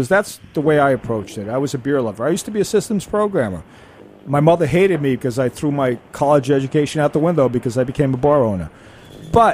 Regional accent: New York City, New York, United States; I grew up in Manhattan

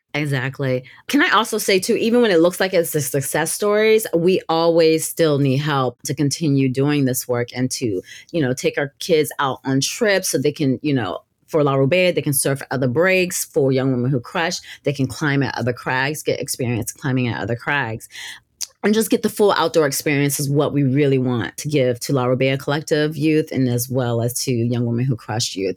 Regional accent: Gulf Coast, Northwest Florida, United States; I grew up in the South, I grew up in Florida and on the Northwest part of Florida along the Gulf Coast.

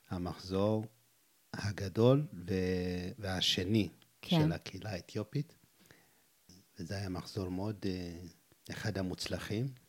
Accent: Wolleka, Amhara, Ethiopia; Hebrew is a second language; moved away as an adult; בגיל 19 עליתי, נולדתי בכפר אה, קטן, חמוד וולקה, שהוא כפר אה, יחסית מפורסם, גם בגלל האנשים שהיו שם.

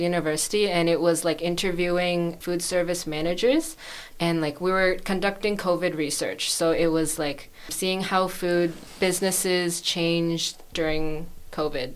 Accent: Markham, Ontario, Canada; moved away as an adult; also born or lived in London, Ontario; now in Gold Coast, Australia; I'm actually not from Toronto. I'm from a suburb a bit north of it. It's called Markham

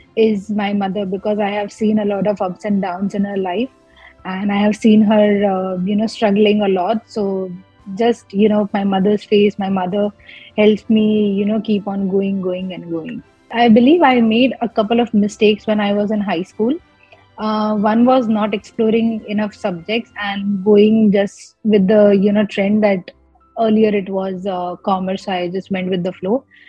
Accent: Kutch, Gujarat, India; moved away as an adult; now in Australia; I am born and brought up in Kutch

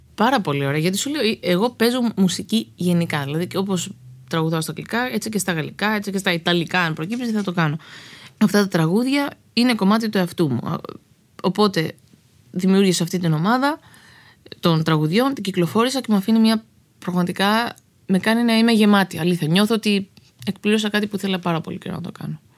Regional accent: Greece; moved away as an adult; also born or lived in Los Angeles / New York / Arcadia; now in Spetses, Greece; είμαι Ελληνίδα

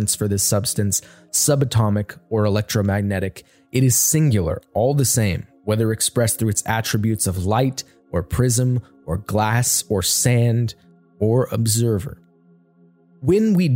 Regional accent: United States; my home country of the United States

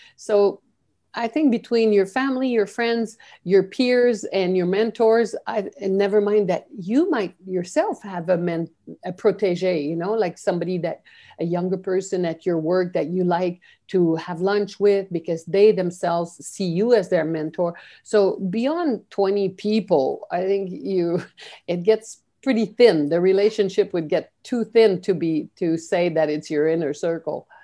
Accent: Canada; moved away as an adult; also born or lived in Peru / Guatemala / Brazil / China; I'm a Canadian, And I was, um, although I was born and educated here

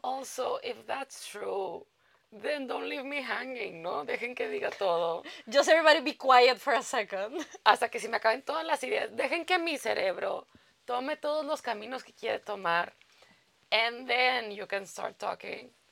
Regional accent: Mexico; moved away; yo vengo de México

